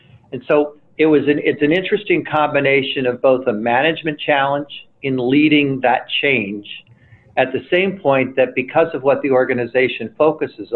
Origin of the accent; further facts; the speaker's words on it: Trenton, New Jersey, United States; moved away as an adult; also born or lived in upstate New York; I was born and raised in Trenton, New Jersey